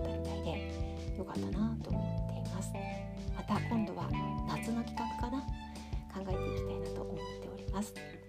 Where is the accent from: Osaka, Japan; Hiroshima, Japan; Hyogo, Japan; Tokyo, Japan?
Tokyo, Japan; now in Sapporo, Japan; 東京出身だからなのかもしれないんですけど